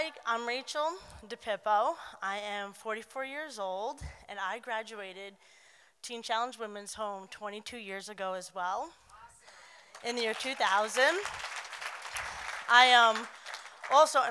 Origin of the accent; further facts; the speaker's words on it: Long Island, New York, United States; moved away; I wasn't from here. I'm from Long Island, New York